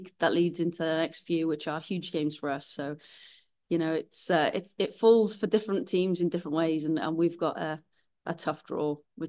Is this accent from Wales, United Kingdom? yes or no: yes; Wales, United Kingdom; But yeah, when you're Welsh and this job comes up, it's always going to be something